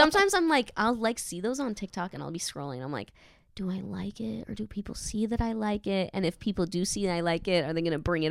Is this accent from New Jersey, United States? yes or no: yes; New Jersey, United States; moved away as an adult; now in New York City, United States; I'm from Jersey, yeah.